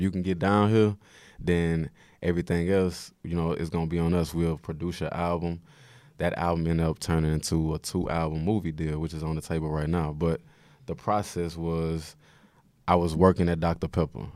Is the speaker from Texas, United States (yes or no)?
yes; Houston, Texas, United States; moved away as an adult; now in New York, United States; I'm from Third Ward. It's a lot of people from Sunnyside that I'm close with and just Houston in, in general